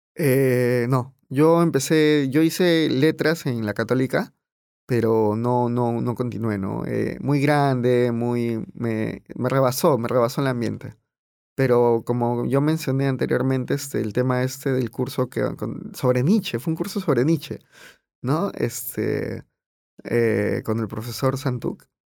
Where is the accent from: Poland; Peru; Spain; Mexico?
Peru